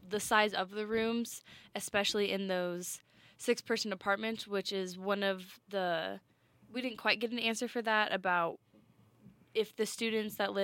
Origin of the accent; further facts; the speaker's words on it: Colorado, United States; I'm from Colorado